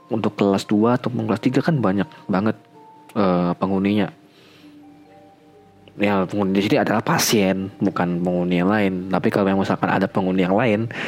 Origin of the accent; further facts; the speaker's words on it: Sintang, West Kalimantan, Indonesia; also born or lived in Pontianak; aku lahir tahun 1998 bulan Mei dan 7 bulan kemudian uh, kami pindah sekeluarga ke Kabupaten Sintang aku lahir di Pontianak ya by the way